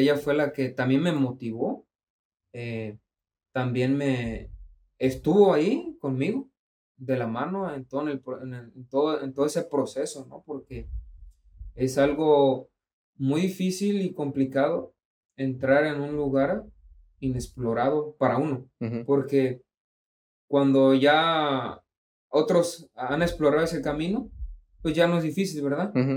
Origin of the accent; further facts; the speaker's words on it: Mexico; así somos los mexicanos